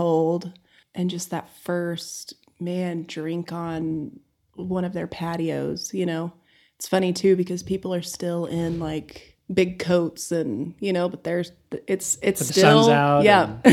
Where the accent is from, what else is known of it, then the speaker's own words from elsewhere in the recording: Amarillo, Texas, United States; he asked us where we were from and I said Amarillo